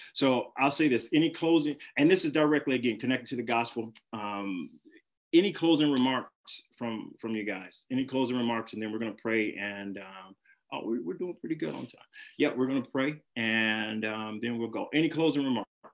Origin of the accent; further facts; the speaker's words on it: Flint, Michigan, United States; my hometown, Flint